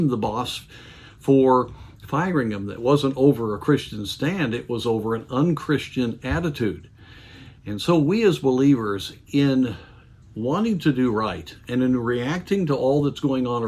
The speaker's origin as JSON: {"language": "English", "country": "United States"}